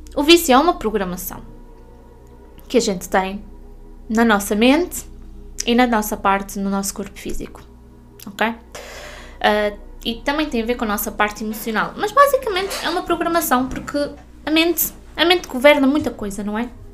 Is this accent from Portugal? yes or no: yes; Norte, Portugal; moved away as an adult; now in Portimão, Portugal; fui obrigada a voltar para o norte.